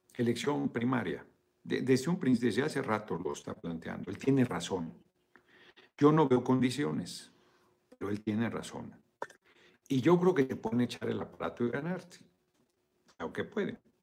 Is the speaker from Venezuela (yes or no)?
no; Mexico; Qué bonito es nuestro país